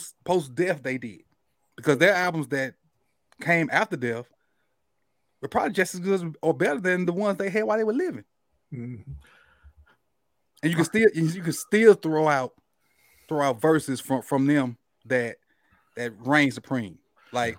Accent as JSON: {"language": "English", "region": "the South", "country": "United States", "tie": "born or raised there", "said": "I'm from the South, and that's what I grew up around"}